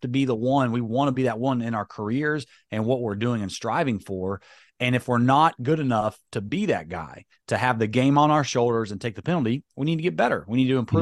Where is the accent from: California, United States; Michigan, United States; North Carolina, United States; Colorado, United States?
North Carolina, United States; High Point; because I've grown up in North Carolina